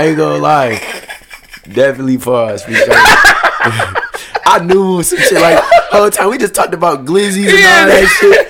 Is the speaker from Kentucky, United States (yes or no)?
no; Grand Rapids, Michigan, United States; born or raised there; also born or lived in Kentwood, Michigan